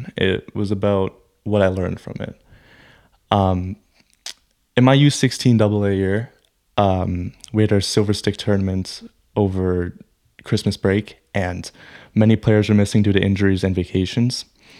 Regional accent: Newmarket, Ontario, Canada; It's my hometown, and this is where I was raised. I know this town like the back of my hand.

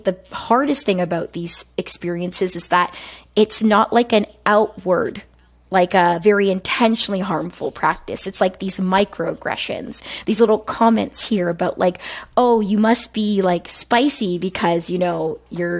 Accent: a city outside of Toronto, Ontario, Canada; accent: African Canadian vernacular; I'm born and raised in a city outside of Toronto

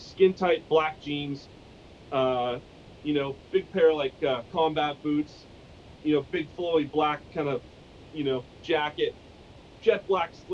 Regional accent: Canada; we're Canadian

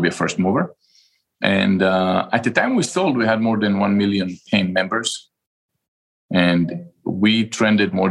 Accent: Israel; moved away as an adult; now in United States; I'm from Israel. And when I finished the military service, I came down here to the United States and I went to business school

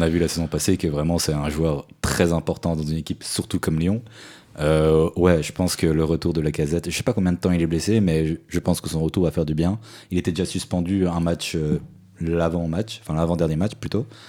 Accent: Switzerland; en tant que Suisse

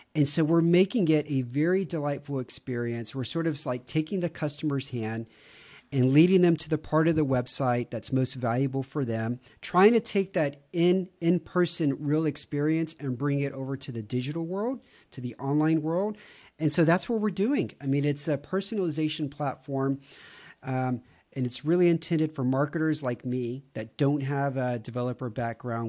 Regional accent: Houston, Texas, United States; moved away as an adult; now in Romania; I grew up in Houston, which was consistently voted the fattest city in America

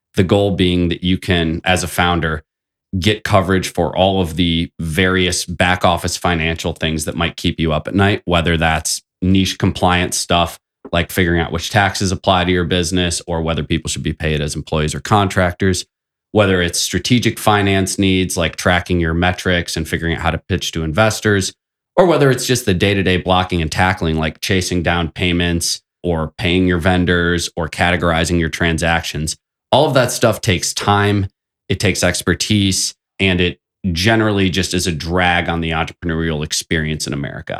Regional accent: South Bend, Indiana, United States; I thought South Bend was a wonderful place to grow up

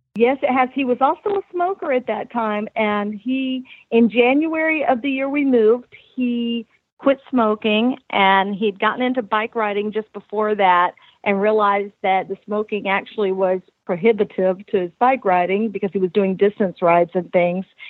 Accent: the South, United States; also born or lived in South Carolina; now in Ocala, United States; I grew up in the South

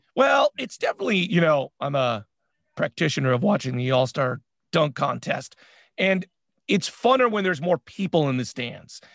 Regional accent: San Francisco, California, United States; We're from San Francisco

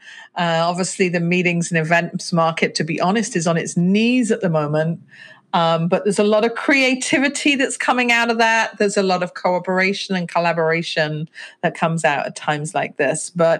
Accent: Ketton, East Midlands, United Kingdom; born there; also born or lived in Hertfordshire / Berkshire / London; I was born in Ketton in Rutland, so the smallest county in England. But my father was Royal Air Force, so zigzagged up and down the country. Spent a lot of time in kind of Hertfordshire, Berkshire area.

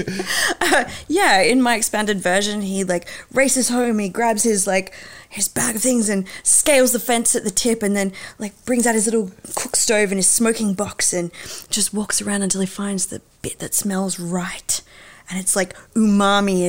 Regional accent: Hobart, Tasmania, Australia; moved away; also born or lived in Western Australia; I was born in WA, but I grew up in Hobart

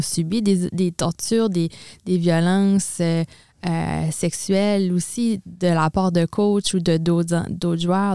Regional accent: Edmundston, New Brunswick, Canada; moved away as an adult; also born or lived in Quebec; now in Moncton, Canada; je suis originaire d'Edmundston, au Nouveau-Brunswick, donc du nord du Nouveau-Brunswick.

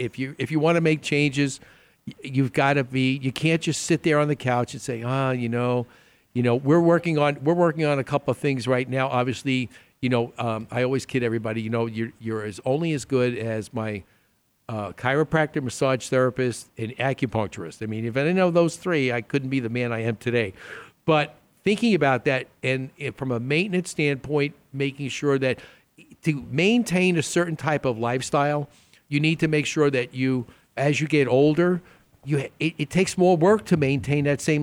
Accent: New York, United States; I'm from New York

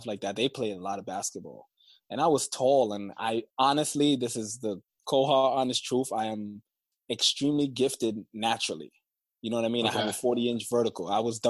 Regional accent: New York City, New York, United States; moved away as an adult; also born or lived in Oklahoma; I grew up in Flatbush, Brooklyn, New York

